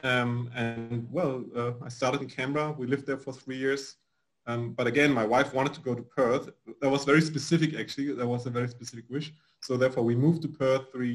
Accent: Berlin, Germany; moved away as an adult; now in Australia; I was born in Berlin, right. Germany.

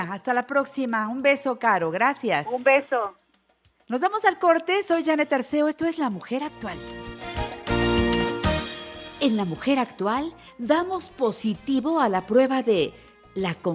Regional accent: Mexico City, Mexico; Aquí en la Ciudad de México.

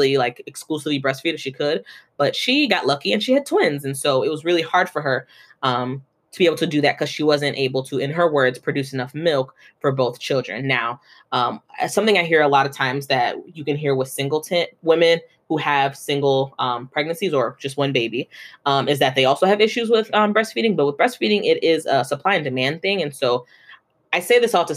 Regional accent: Nigeria; moved away; me and Dami, we're Nigerian, and like back home in Nigeria

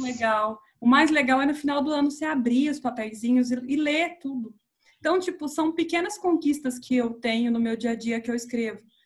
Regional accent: Minas Gerais, Brazil; moved away as an adult; also born or lived in Campinas; now in São Paulo, Brazil; Eu sou de Minas, estudei em Campinas e eu vim para cá

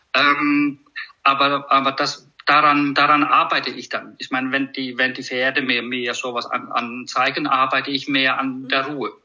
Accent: Iceland; German is a second language; moved away as an adult; now in Germany; Ich komme aus, aus Island

